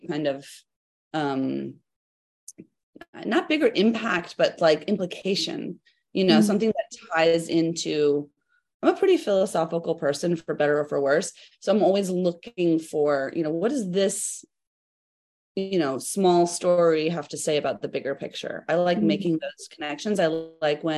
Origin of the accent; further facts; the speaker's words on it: United States; as an American